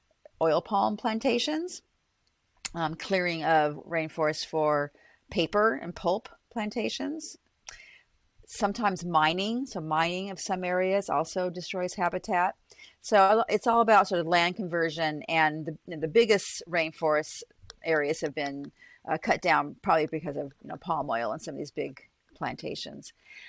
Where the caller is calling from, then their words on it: Boston, Massachusetts, United States; So I'm calling from Boston University, where I am a professor of biological anthropology as well as biology.